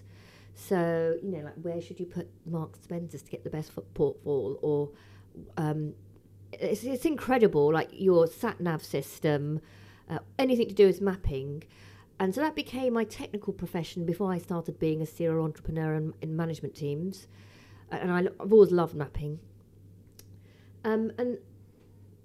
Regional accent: London, United Kingdom; also born or lived in Liverpool; I'm a Londoner born and bred. Brixton girl, actually

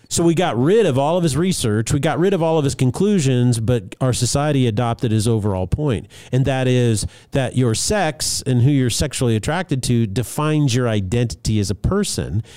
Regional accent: Albuquerque, New Mexico, United States; I grew up in Albuquerque, New Mexico

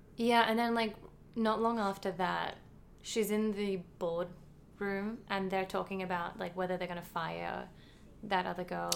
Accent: Australia; being like Australian

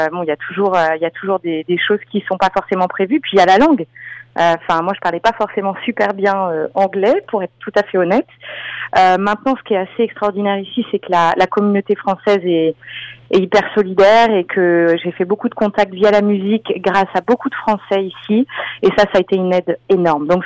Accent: France; je sais que moi, mon gros avantage, euh, le fait d'être française, c'est que j'ai un accent assez prononcé quand je parle anglais

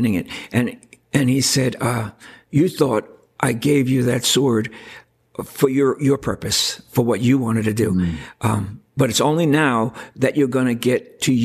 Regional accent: New York, United States; I come from New York

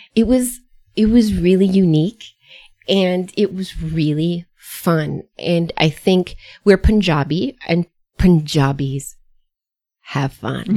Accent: United States; I was born and reared in the United States, though, first generation American

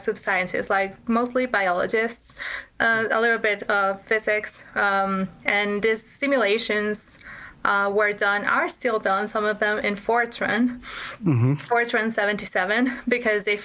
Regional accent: Mexico City, Mexico; I'm from Mexico. I'm from Mexico City, which is definitely not a tech hub

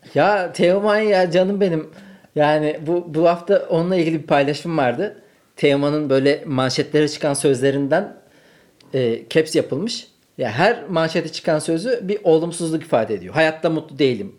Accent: Ankara, Turkey; moved away; kalabalık arkadaş grubu olan bir Ankara kültüründen geliyorum

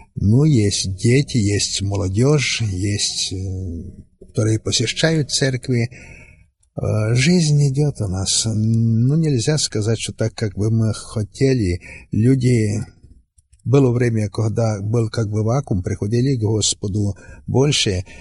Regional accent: Western Ukraine, Zakarpattia Oblast, Ukraine; Я сам приехал с Украины, с Западной Украины

